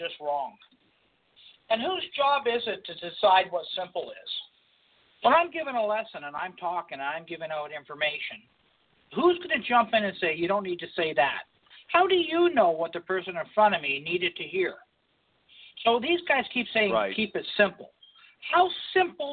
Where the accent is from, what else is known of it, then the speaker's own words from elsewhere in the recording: Oakville, Ontario, Canada; we're both from Oakville